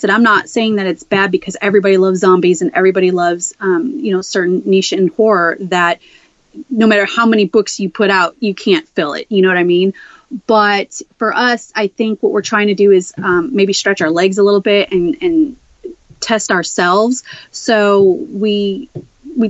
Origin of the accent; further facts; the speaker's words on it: Chicago, Illinois, United States; moved away; I'm originally from Chicago, Southwest Side